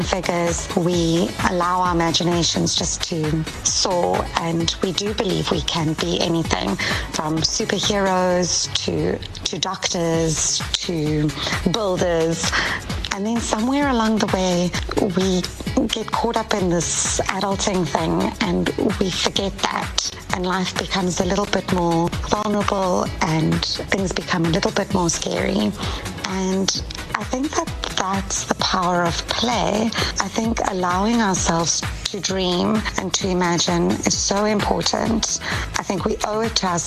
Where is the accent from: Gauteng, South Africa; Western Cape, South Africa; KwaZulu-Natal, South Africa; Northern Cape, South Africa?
Gauteng, South Africa; Pretoria; moved away as an adult; also born or lived in Cape Town, South Africa / Durban, South Africa; now in Los Angeles, United States; Growing up in Pretoria was great